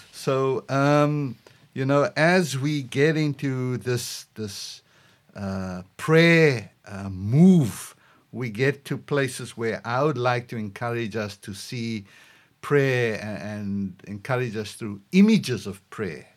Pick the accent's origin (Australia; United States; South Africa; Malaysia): South Africa; moved away; just as a South African